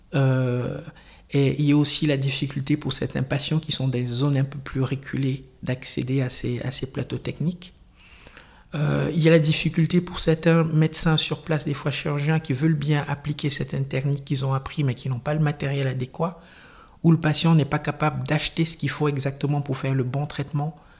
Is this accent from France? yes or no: no; Cameroon; now in Switzerland; Je suis originaire du Cameroun